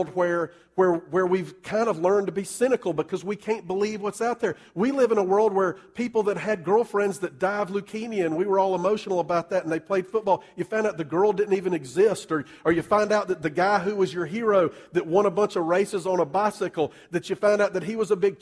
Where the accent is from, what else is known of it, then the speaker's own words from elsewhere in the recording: Columbia, South Carolina, United States; I grew up in Columbia